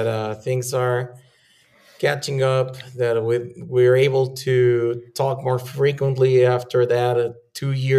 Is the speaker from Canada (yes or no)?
no; Chihuahua, Mexico; I was born and raised in Chihuahua.